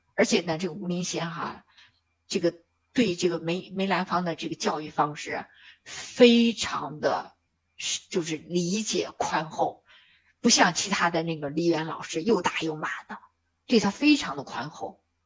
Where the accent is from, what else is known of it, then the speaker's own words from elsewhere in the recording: China; 我们中国人常说的舍得